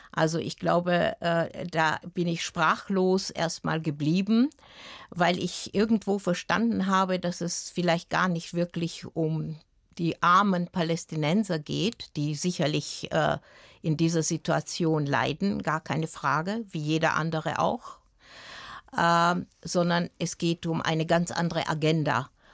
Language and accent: German; Vienna, Austria; also born or lived in Timișoara, Romania; Ich bin ja in Wien aufgewachsen